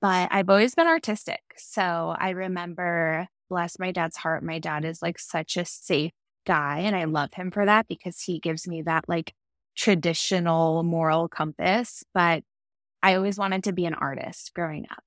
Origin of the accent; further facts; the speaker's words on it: Orange, California, United States; also born or lived in San Francisco / Los Angeles; grew up in Orange, California, so a little bit inland of where we live now by the coast